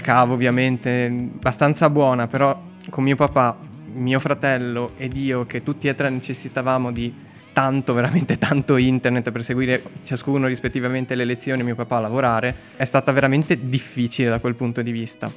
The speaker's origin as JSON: {"language": "Italian", "town": "Treviso", "region": "Veneto", "country": "Italy", "said": "siamo tornati a casa a Treviso sia io sia lei siamo io di Treviso"}